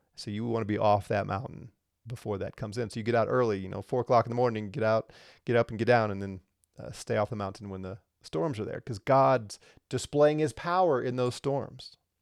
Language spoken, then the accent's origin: English; Missouri, United States; now in Colorado, United States; where I grew up in Missouri